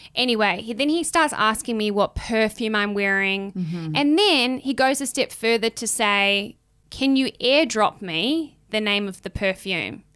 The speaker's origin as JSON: {"language": "English", "country": "New Zealand", "said": "I come from New Zealand."}